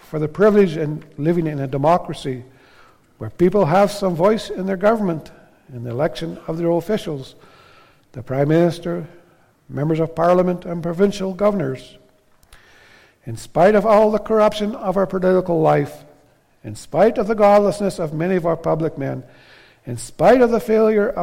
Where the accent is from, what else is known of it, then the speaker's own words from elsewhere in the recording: Canada; we're Canadian citizens, Canadian Christians, that we're living in Canada, a highly favored land.